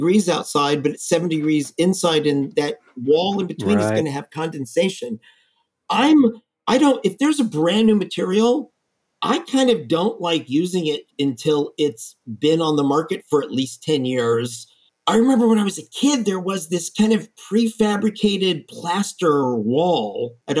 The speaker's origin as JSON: {"language": "English", "region": "Texas", "country": "United States", "said": "I'm from Texas. There's so many buildings out in the prairie that have metal roofs that are still standing from back then."}